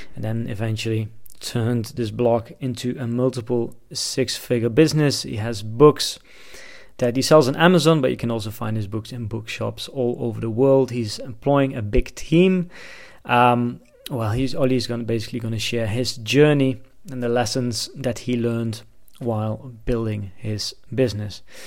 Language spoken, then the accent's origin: English; Netherlands; moved away as an adult; also born or lived in China; I'm from the Netherlands